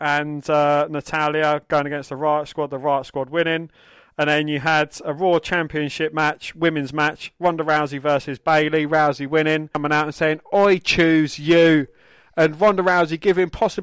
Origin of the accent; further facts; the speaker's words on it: England, United Kingdom; we are English